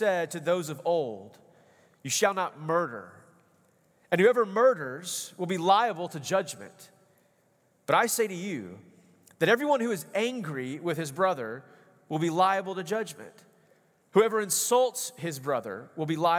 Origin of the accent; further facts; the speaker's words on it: East Texas, United States; when I grew up out in East Texas, we're kind of country boys out there